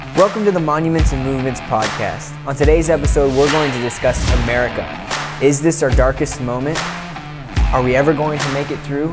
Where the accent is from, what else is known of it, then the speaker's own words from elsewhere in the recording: United States; as an American